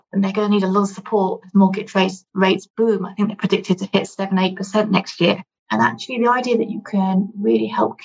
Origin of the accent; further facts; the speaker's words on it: United Kingdom; as a Brit